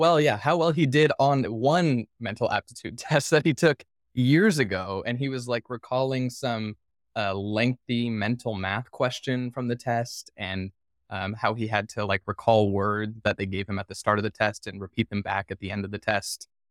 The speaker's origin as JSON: {"language": "English", "town": "Henderson", "region": "Nevada", "country": "United States", "tie": "born or raised there", "said": "my hometown, the city of Henderson"}